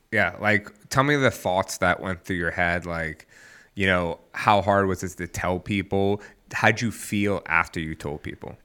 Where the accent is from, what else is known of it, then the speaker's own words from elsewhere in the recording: the South, United States; I'm from the South